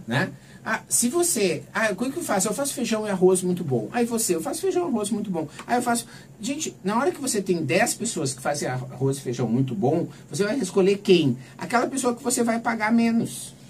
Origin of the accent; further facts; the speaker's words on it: Santa Maria, Rio Grande do Sul, Brazil; moved away as an adult; also born or lived in Porto Alegre; now in São Paulo, Brazil; sou natural de Santa Maria